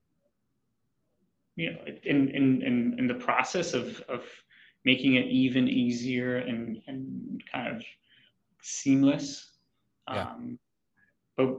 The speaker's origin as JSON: {"language": "English", "country": "Israel", "also_born_or_lived": "New York City / Boston / Honolulu", "moved": "as an adult", "said": "So I'm from Israel"}